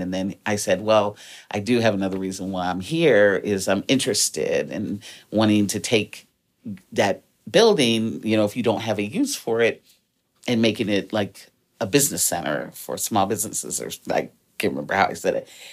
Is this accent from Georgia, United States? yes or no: no; Detroit, Michigan, United States; also born or lived in Washington, D.C.; I was born in D C. My family moved to Detroit when I was nine. So, wasn't born there, but raised, educated, lived there for the majority of my life